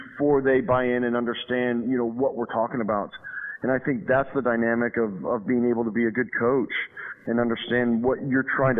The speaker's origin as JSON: {"language": "English", "region": "Arizona", "country": "United States", "tie": "born or raised there", "moved": "as an adult", "lives_now": "Ohio, United States", "said": "I grew up in Arizona, so we play baseball year-round."}